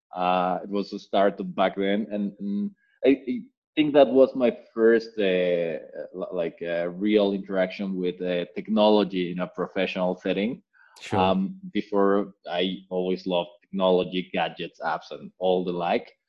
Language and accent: English; Mexico; I am Mexican. I grew up in Mexico uh, all the way through through college